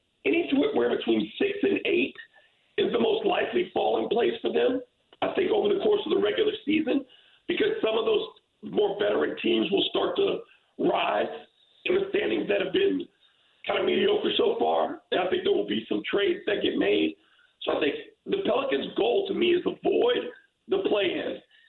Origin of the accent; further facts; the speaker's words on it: Michigan, United States; born there; I was born in Michigan.